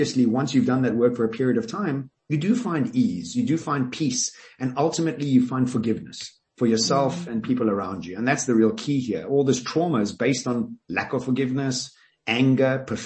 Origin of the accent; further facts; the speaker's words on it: Johannesburg, Gauteng, South Africa; I grew up in Glen Hazel